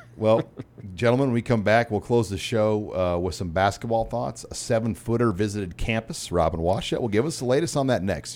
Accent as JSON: {"language": "English", "town": "Omaha", "region": "Nebraska", "country": "United States", "tie": "born or raised there", "said": "I grew up in Omaha."}